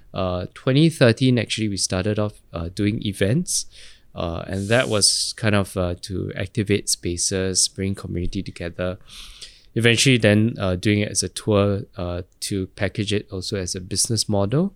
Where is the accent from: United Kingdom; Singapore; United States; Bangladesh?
Singapore; growing up in Geylang